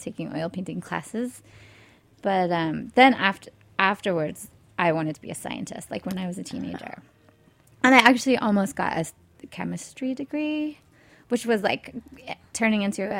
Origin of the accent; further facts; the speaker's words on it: San Diego, California, United States; I grew up in San Diego, California.